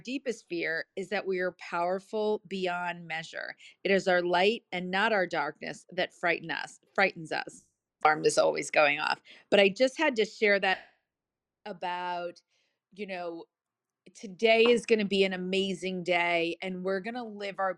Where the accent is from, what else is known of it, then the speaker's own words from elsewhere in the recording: New Jersey, United States; I'm from Jersey. It's TAWK